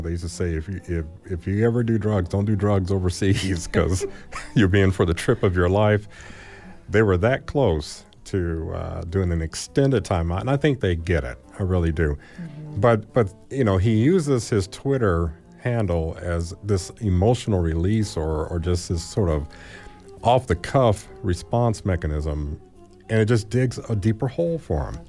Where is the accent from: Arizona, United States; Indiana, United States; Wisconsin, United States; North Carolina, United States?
Indiana, United States; Gary; now in Bloomington, United States; my hometown of Gary